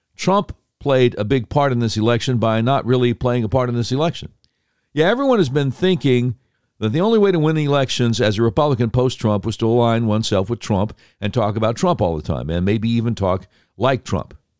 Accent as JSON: {"language": "English", "town": "Charlotte", "region": "North Carolina", "country": "United States", "tie": "born or raised there", "also_born_or_lived": "Norfolk, Virginia", "said": "I was born in Norfolk, Virginia. Grew up in Charlotte, but born in Virginia"}